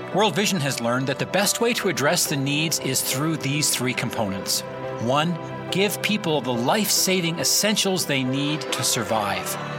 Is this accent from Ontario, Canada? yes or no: no; Moncton, New Brunswick, Canada; growing up in Moncton, New Brunswick, I had about a two kilometer walk to school